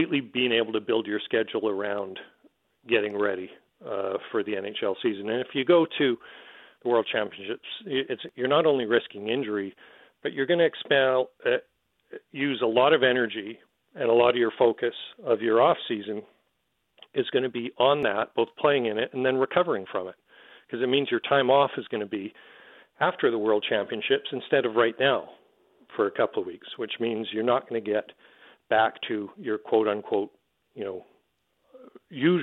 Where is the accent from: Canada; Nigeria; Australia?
Canada; as a Canadian